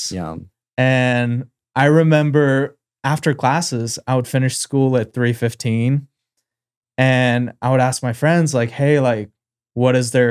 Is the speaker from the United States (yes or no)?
no; Uzbekistan; moved away; I'm originally from Uzbekistan, born in 98.